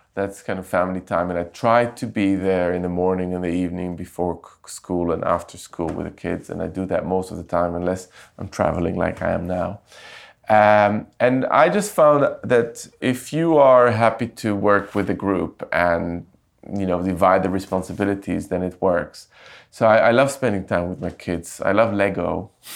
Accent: Jerusalem, Jerusalem District, Israel; moved away as an adult; also born or lived in London; I grew up in Jerusalem

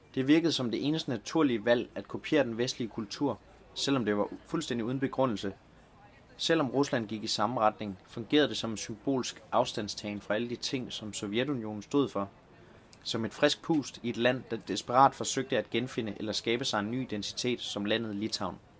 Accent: Denmark; hjemme i Danmark

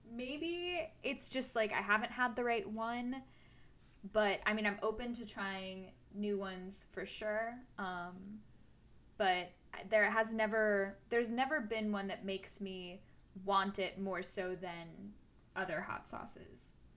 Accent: United States; as an American

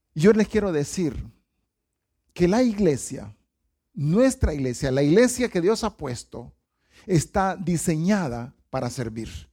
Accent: Honduras; los hondureños somos buenos para las caravanas

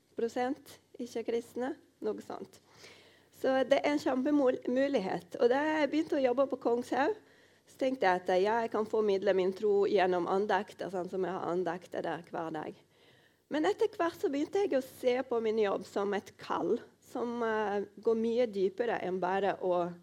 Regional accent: Rio de Janeiro, Brazil; moved away as an adult; now in Os, Norway; Jeg kommer fra Rio de Janeiro i Brasil. Og nå har jeg vært her i Norge i tolv år

